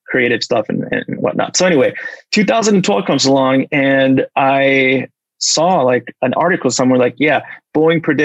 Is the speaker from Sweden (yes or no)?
yes; Sweden; moved away; also born or lived in Mexico City, Mexico / Buenos Aires, Argentina / Los Angeles, United States; I grew up in Sweden, but we were expats for about 4 years. So I was fortunate enough to spend 3 years in Mexico City and 1 year in Buenos Aires, Argentina.